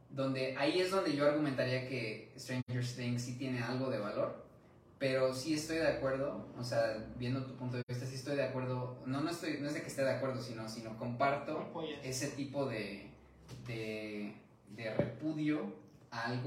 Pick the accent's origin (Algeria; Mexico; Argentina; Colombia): Mexico; viviendo y creciendo en México, donde es como un ambiente completamente diferente